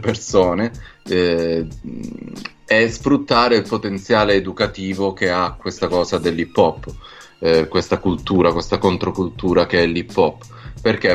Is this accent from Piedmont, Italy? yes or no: no; Calabria, Italy; also born or lived in Rome; now in Milan, Italy; sono calabrese, ho vissuto tanti anni a Roma, ora sto da tanti anni a Milano